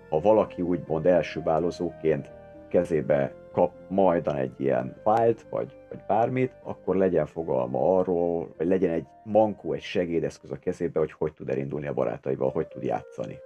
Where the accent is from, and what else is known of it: Hungary